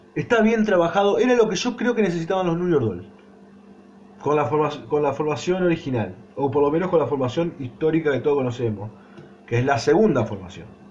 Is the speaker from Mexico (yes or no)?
no; Argentina; nací en Argentina, no soy eh, yankee y mucho menos inglés